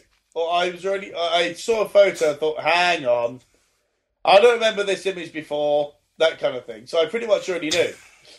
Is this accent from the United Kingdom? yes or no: yes; England, United Kingdom; we're quite English, me and James, we're very English